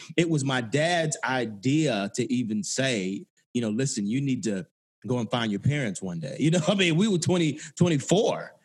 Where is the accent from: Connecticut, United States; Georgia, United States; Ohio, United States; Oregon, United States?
Georgia, United States; Atlanta; I grew up in Atlanta, um, right on Auburn Avenue